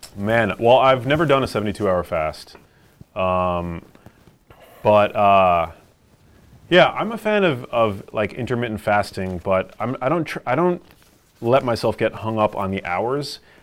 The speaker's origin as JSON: {"language": "English", "town": "New York City", "region": "New York", "country": "United States", "tie": "born or raised there", "said": "I grew up here in New York City"}